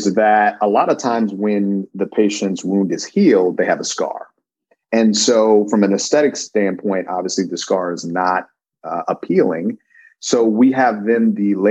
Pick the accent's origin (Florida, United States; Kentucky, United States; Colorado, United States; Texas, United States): Colorado, United States; Denver; moved away; I'm originally from Denver, Colorado